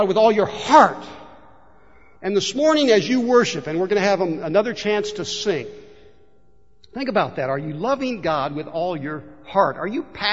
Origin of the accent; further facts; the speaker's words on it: Warsaw, United States; Growing up in First Baptist Church of Warsaw